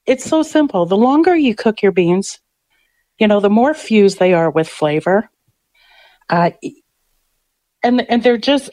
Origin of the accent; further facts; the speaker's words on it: Winnipeg, Manitoba, Canada; growing up in St. Boniface, my brother worked at the pool hall